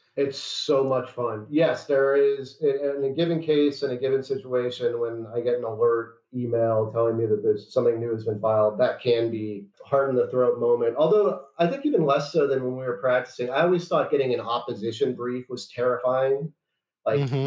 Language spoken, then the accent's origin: English; Chicago, Illinois, United States; moved away as an adult; also born or lived in Washington, D.C.; I'm from Chicago, and I'm barred in Illinois.